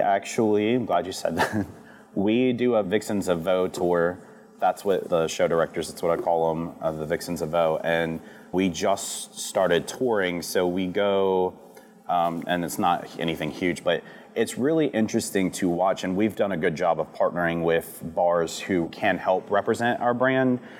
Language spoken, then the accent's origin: English; D'Iberville, Mississippi, United States; also born or lived in Biloxi, Mississippi; I grew up in St. Martin before St. Martin was as big as it is now, and you know D'Iberville before D'Iberville's turned into what it is.